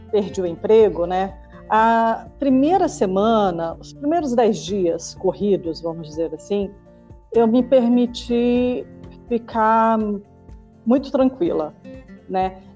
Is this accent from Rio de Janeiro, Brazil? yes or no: no; Brasília, Federal District, Brazil; born there; now in São Paulo, Brazil; apaixonada por São Paulo, apesar de ter nascido em Brasília. Mas já estou aqui há muito mais tempo do que na minha cidade natal, né?